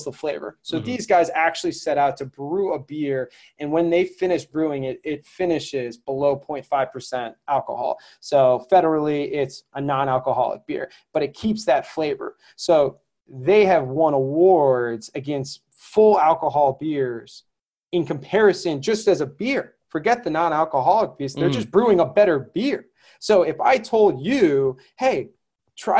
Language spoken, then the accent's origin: English; Connecticut, United States; where I grew up in Connecticut